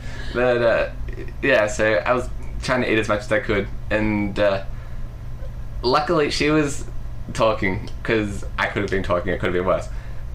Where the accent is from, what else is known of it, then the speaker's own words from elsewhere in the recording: United Kingdom; now in Australia; I can't donate blood because I'm British.